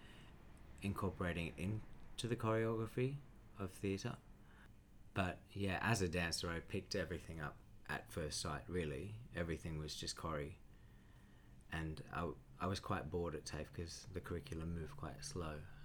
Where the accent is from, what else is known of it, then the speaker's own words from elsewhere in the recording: Cherrybrook, New South Wales, Australia; also born or lived in Wahroonga; I grew up, born in Warunga, and grew up in Cherrybrook